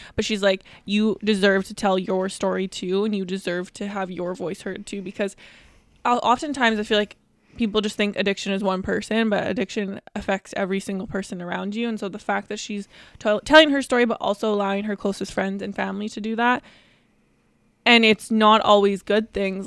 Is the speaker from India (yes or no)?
no; Vancouver, British Columbia, Canada; We are from Vancouver, B C, Canada